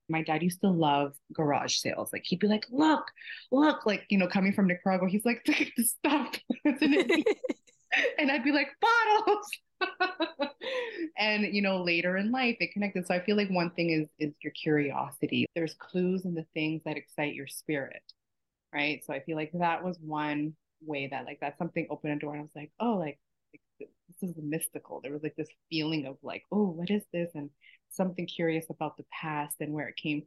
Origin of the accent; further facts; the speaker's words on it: Toronto, Ontario, Canada; moved away as an adult; also born or lived in Texas; now in Miami, United States; I'm currently in Miami. I was born in Texas and raised in Toronto.